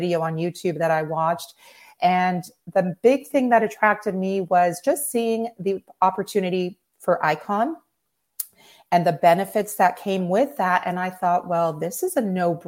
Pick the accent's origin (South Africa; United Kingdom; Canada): Canada; Toronto, Ontario; moved away as an adult; also born or lived in Maryland; now in Pensacola, United States; I was born and raised in Toronto